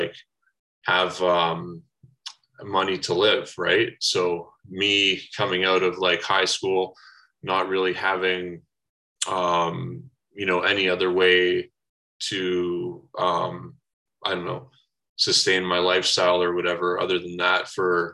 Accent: Brantford, Ontario, Canada; moved away; I grew up in Brantford, Ontario, a little bit of a small town, southern Ontario there

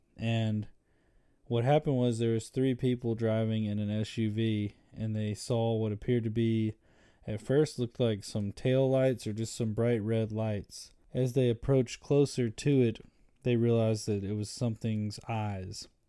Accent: Birmingham, Alabama, United States; I'm from Birmingham, Alabama

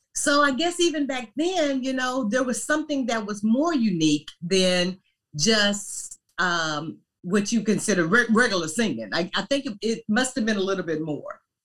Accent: Louisiana, United States; moved away; also born or lived in Paducah, Kentucky; We lived in Louisiana. That's where I basically grew up

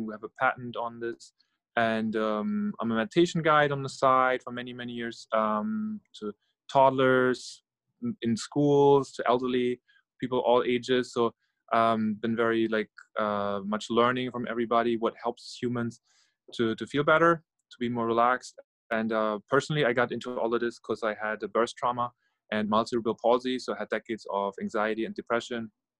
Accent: Norway; English is a second language; also born or lived in Germany; now in United States; I'm originally from Norway and Germany and living in New York, New Jersey area right now for almost 10 years.

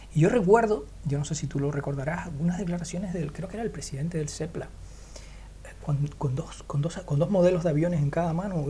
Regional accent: Canary Islands, Spain; yo soy canario en Canarias vivimos

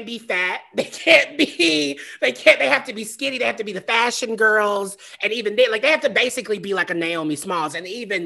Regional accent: the South, United States; I'm from the South. I know I grew up in the depths of like Christianity and Pentecostal.

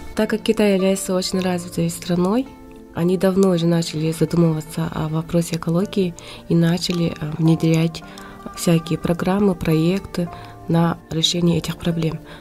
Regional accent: Verkhnevilyuysk, Sakha Republic, Russia; now in China; сама я родом из Верхневилюйска, село Батулу.

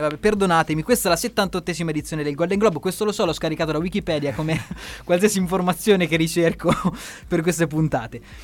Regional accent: Italy

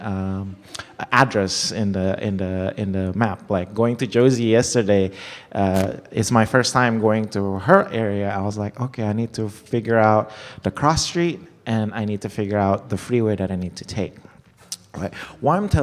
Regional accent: Jakarta, Indonesia; moved away; I grew up in Indonesia, so back in this capital, we have a mall

